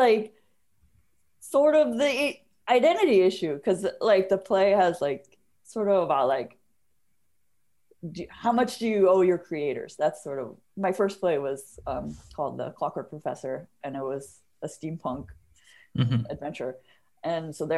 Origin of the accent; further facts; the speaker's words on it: Bay Area, California, United States; now in Seattle, United States; I grew up in the Bay Area, and there were a lot of Asian kids in my high school